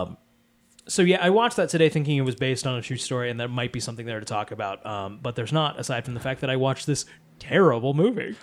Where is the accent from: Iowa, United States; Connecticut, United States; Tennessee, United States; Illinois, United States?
Connecticut, United States; Wallingford; I am in my hometown of Wallingford, Connecticut